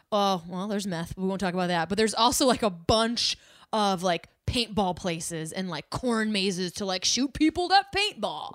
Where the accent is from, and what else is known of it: Chicago, Illinois, United States